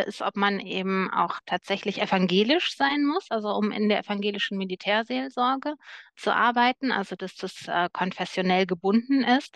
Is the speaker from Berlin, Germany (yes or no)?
no; Cologne, North Rhine-Westphalia, Germany; Köln ist meine Heimatstadt